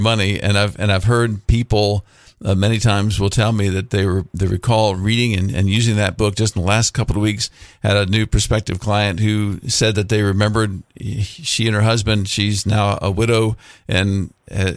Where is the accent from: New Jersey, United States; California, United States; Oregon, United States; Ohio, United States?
Ohio, United States; Mansfield; I grew up in Mansfield, Ohio.